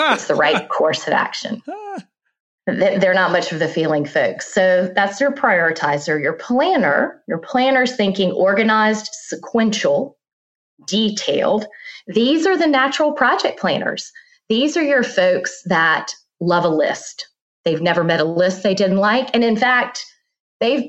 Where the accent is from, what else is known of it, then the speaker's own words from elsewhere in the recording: South Carolina, United States; moved away as an adult; also born or lived in Virginia; now in Charlotte, United States; I was born and raised in South Carolina, went to school in Virginia.